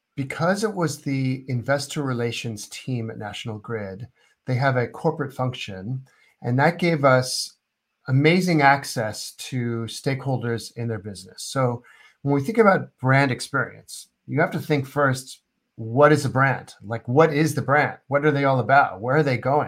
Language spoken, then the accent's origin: English; United States; I'm American